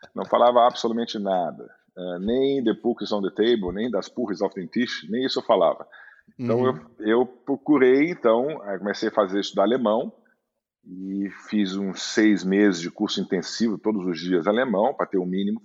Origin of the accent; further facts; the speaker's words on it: Rio de Janeiro, Brazil; moved away as an adult; also born or lived in Munich / Düsseldorf / São Paulo; eu cresci no Rio, minha, minha adolescência foi no Rio